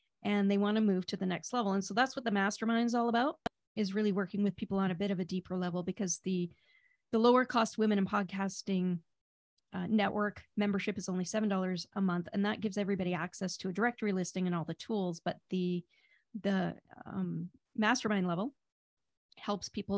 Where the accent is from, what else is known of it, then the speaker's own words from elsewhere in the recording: Vancouver, British Columbia, Canada; I'm from Vancouver, BC, Canada.